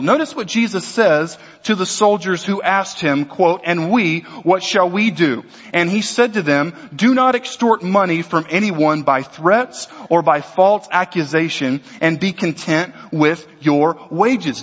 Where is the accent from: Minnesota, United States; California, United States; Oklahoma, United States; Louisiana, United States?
Louisiana, United States; also born or lived in Texas; I'm an American. I'm a Southerner. I was born in Texas. I was raised in Louisiana